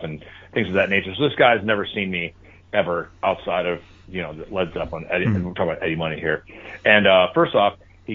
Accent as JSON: {"language": "English", "town": "Chicago", "region": "Illinois", "country": "United States", "said": "I'm from Chicago, Illinois, in the city"}